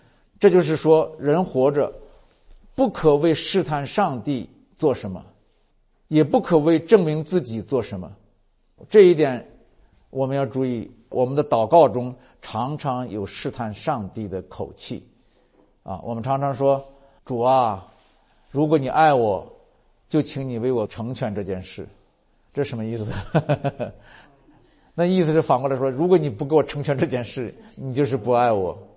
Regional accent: China; 我们如果作为中国人

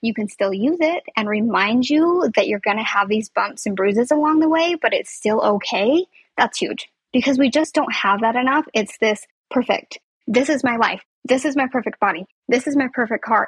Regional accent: Southern Utah, United States; also born or lived in Salt Lake City, Utah; I'm from Southern Utah, which is where I was last year as well

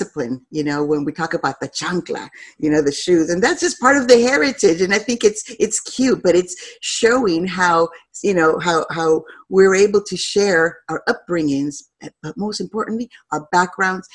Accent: Los Angeles, California, United States; I was born and raised in Los Angeles

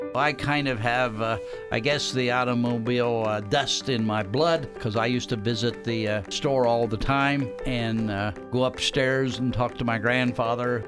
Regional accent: Columbus, Ohio, United States; I grew up in Columbus

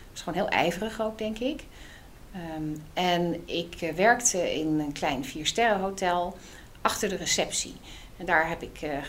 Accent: South Holland, Netherlands; also born or lived in Amsterdam; altijd wel interessant, want ik ben als ehm, eh, ik ben opgegroeid achter, in het achterland van Rotterdam.

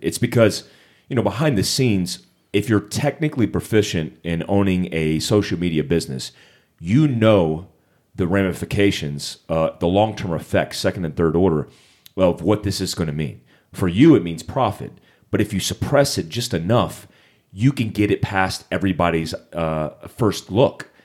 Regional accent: Monterey, California, United States; I was actually born at Fort Ord, California, Monterey

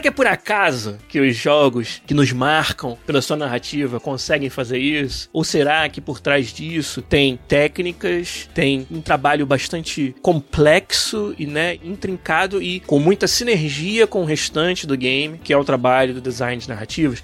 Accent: Rio de Janeiro, Brazil; moved away as an adult; also born or lived in Florianópolis; Eu e o Beraldo somos do Rio, como é o Arthur também

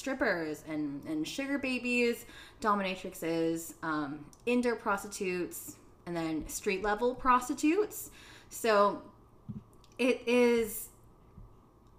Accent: Philippines; I'm Filipino. And in the Philippines, we have like papaya soap

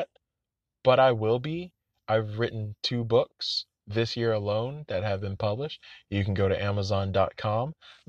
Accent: Orlando, Florida, United States; I'm from Orlando

